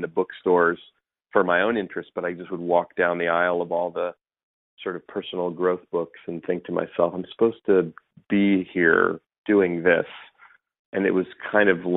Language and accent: English; Bay Area, California, United States; I grew up here in the Bay Area where I still live